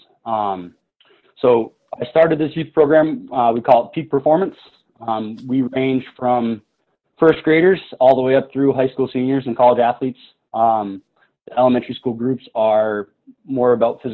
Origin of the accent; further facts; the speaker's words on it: New Hampshire, United States; also born or lived in Maine; I'm born and raised in New Hampshire, so I haven't really gone far